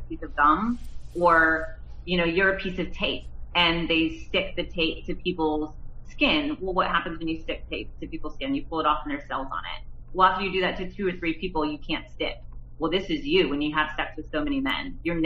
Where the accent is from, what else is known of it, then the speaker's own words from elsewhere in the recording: Nebraska, United States; I grew up in the Midwest, I grew up in Nebraska